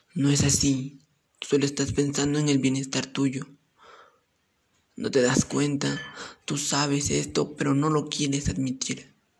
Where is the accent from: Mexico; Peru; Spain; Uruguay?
Peru; Chupaca Province, Junín; soy del departamento de Junín y pertenezco a la provincia de Chupaca